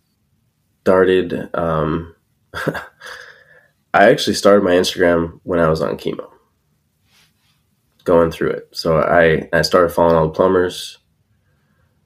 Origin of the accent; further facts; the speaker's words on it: California, United States; I'm from California